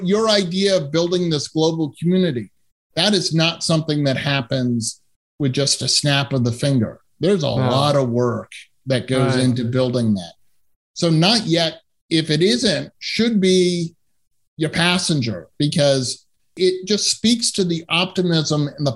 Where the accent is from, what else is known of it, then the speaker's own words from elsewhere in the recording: Massachusetts, United States; moved away as an adult; also born or lived in Southern California / San Francisco / Boston; now in Bay Area, United States; I grew up in Massachusetts and went to college in Southern California